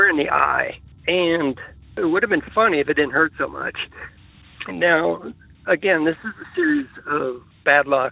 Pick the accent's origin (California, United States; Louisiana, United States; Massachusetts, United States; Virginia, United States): Virginia, United States; Arlington; also born or lived in Minnesota; when I grew up in Arlington, I ended up going to college in Minnesota, but I came back to Arlington to live after college